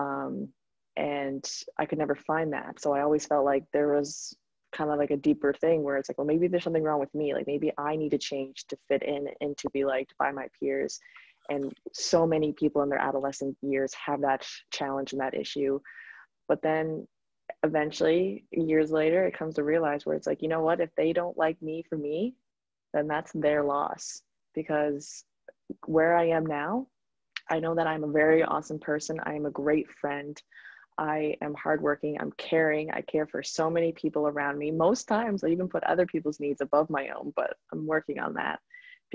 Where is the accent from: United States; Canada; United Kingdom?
Canada; East Coast Canada; moved away as an adult; now in Grand Cayman, Cayman Islands; I'm from East Coast Canada